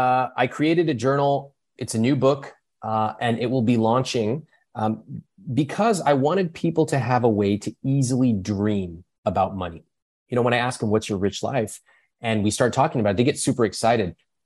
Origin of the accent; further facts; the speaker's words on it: India; You know, in my case, I could, you know, I'm Indian. I could have created a business around being Indian.